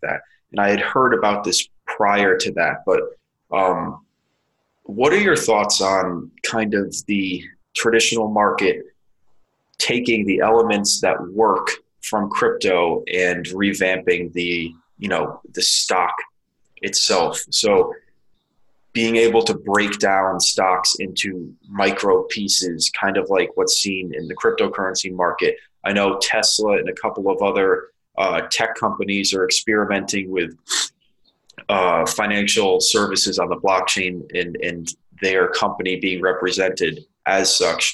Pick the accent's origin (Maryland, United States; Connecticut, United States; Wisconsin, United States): Connecticut, United States; moved away; I'm from Connecticut originally